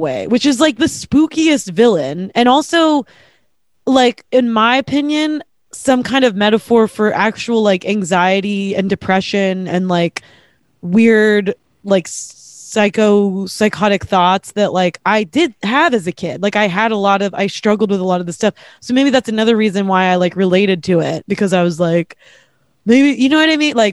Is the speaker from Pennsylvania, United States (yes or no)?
yes; Pittsburgh, Pennsylvania, United States; I grew up in Pittsburgh